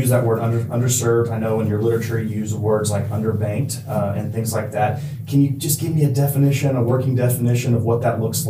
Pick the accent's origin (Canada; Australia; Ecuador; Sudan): Ecuador; I don't know if I told you guys this, but my parents were missionaries, so I grew up in Ecuador.